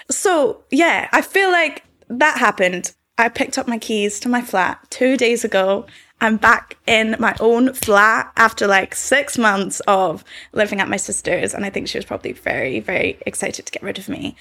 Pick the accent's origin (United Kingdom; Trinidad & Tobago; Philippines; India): United Kingdom; Scotland